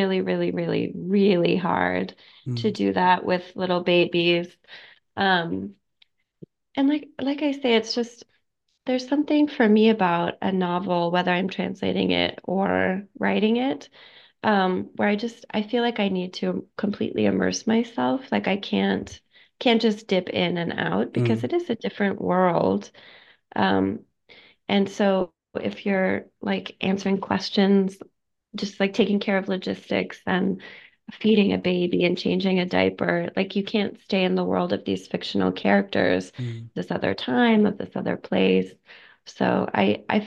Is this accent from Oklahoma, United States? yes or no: yes; Oklahoma, United States; I grew up in Oklahoma in a monolingual environment